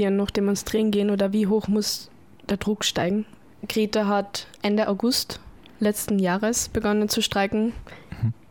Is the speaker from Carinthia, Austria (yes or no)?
yes; Carinthia, Austria; ich war auch schon bei uns daheim in Kärnten mal. Die sind leider nicht so groß wie in Wien